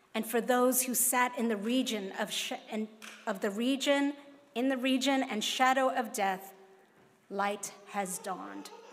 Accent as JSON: {"language": "English", "country": "Hong Kong", "tie": "born or raised there", "moved": "yes", "said": "growing up in Hong Kong is Kung Hei Fat Choi, which is what we say in Hong Kong."}